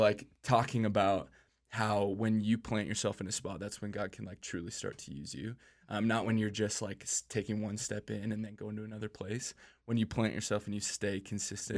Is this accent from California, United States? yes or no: no; Minneapolis, Minnesota, United States; I grew up in Minneapolis, Minnesota